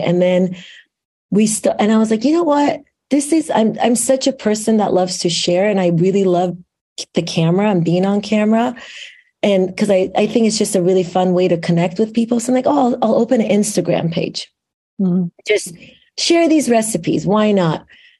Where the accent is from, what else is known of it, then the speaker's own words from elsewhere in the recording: Iran; now in Lake Oswego, United States; I came here as an immigrant in the late 1980s. So I came straight from Iran to Lake Oswego, Oregon. So that's the beginning of my story, which there's a reason, of course, I'm sharing that. So my Iranian heritage is such a big part of who I am.